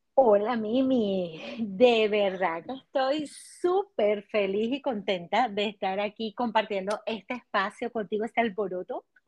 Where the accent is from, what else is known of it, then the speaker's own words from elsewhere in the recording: Venezuela; moved away as an adult; now in United States; soy psicólogo venezolana y aquí en Estados Unidos, en esta eh, segunda migración